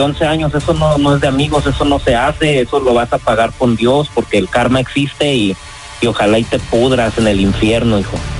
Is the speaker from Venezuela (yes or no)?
no; Pajacuaro, Michoacán, Mexico; now in United States